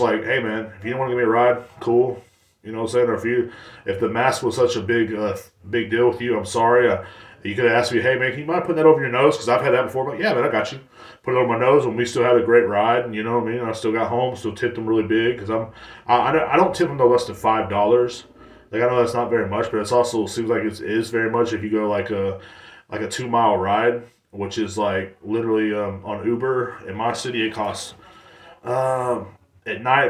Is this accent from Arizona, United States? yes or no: no; Texas, United States; in Texas, we don't, it's not a big deal to us.